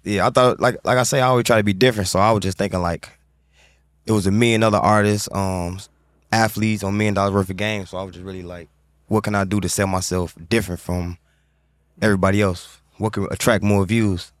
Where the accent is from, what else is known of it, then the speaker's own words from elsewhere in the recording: Chicago, Illinois, United States; growing up in Chicago